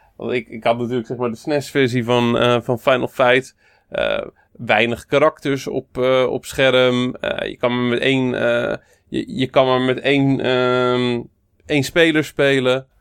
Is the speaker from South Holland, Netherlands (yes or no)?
yes; Moordrecht, South Holland, Netherlands; Dijkhuisje was een eh, snackbar in Moordrecht, waar ik opgegroeid ben.